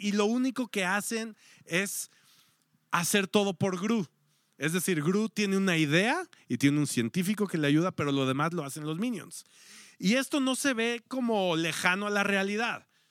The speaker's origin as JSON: {"language": "Spanish", "country": "Mexico", "said": "como mexicanos o como latinos"}